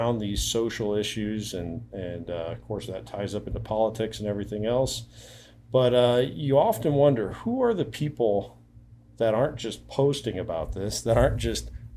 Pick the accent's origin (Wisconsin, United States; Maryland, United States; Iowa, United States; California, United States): Iowa, United States; a fellow Iowan